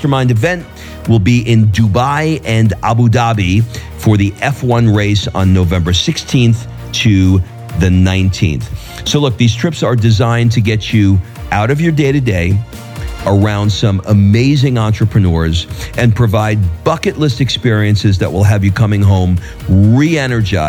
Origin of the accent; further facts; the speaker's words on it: New York, United States; I'm from New York